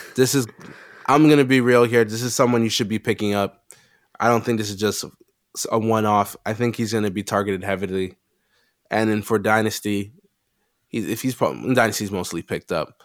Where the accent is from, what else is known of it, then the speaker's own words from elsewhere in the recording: Canada; we are Canadian.